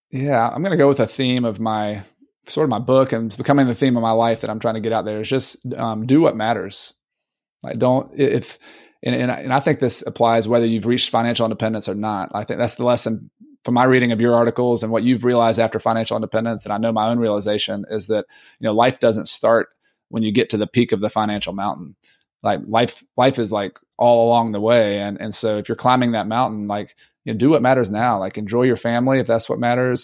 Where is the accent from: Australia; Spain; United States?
United States; Southern US; accent: Southern; my Southern accent